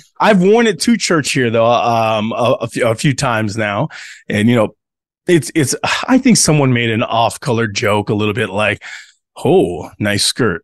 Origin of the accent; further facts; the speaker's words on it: United States; also born or lived in Tonga; growing up in the American church